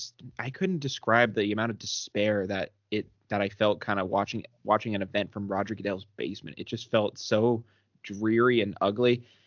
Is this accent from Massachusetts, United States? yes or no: yes; Sutton, Massachusetts, United States; I'm from Sutton, Massachusetts.